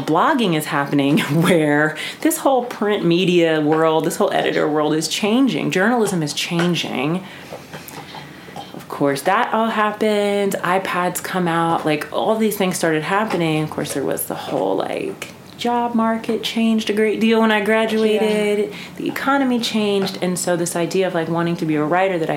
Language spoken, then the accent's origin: English; Jackson, Mississippi, United States; moved away as an adult; also born or lived in New York; I grew up in Jackson, Mississippi, of all places